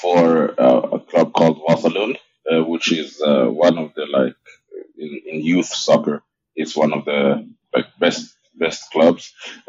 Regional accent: Stockholm, Stockholm County, Sweden; I was in Stockholm, Sweden. Like you said, born and raised in Sweden.

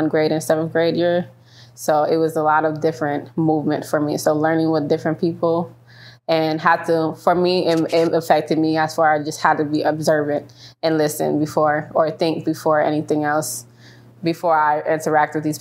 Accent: Detroit, Michigan, United States; also born or lived in New York; I was raised in Detroit. That's pretty much all I know. It's Detroit

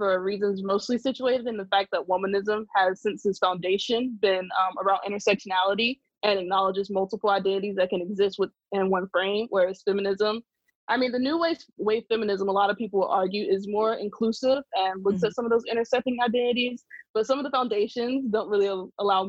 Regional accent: South Carolina, United States; moved away as an adult; also born or lived in Montgomery, Alabama / Cincinnati, Ohio; now in Philadelphia, United States; I'm from South Carolina

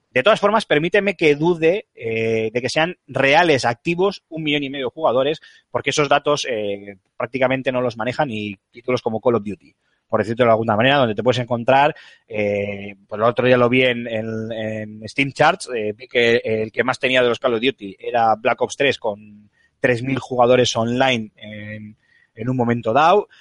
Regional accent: San Asensio, La Rioja, Spain; en mi pueblo, en San Asensio, La Rioja, un pueblo que, al que os invito a todos que, visitéis porque es maravilloso

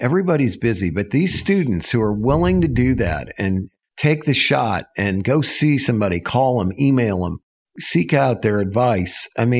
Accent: Texas, United States; And, you know, I'm from Texas and it's flat and it's concrete and it's hot, you know, and now here we are in the Ozark Mountains and I've got these, all these other Texans

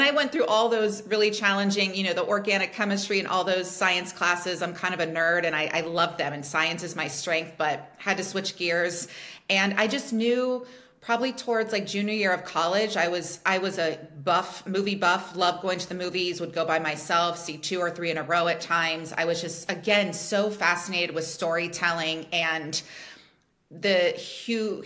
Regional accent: Cincinnati, Ohio, United States; moved away as an adult; also born or lived in Pennsylvania; I was born and raised in Cincinnati, Ohio

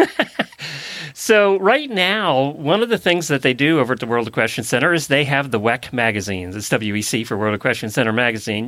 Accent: Lancaster County, Pennsylvania, United States; grew up in Lancaster County, Pennsylvania

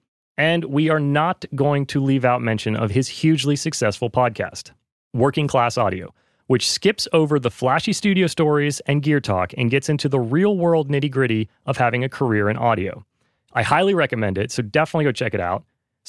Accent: North Carolina, United States; I ran into a friend from the town I grew up in North Carolina.

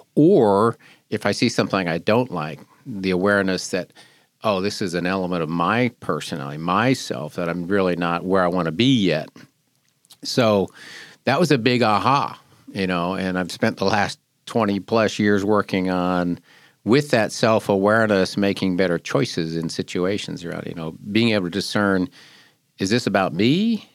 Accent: Seattle, Washington, United States; now in Wilmington, United States; I grew up in the Seattle area

